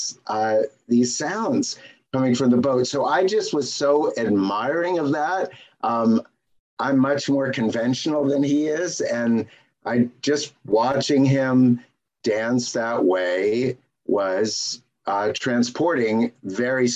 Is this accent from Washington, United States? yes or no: yes; Seattle, Washington, United States; where we grew up in Seattle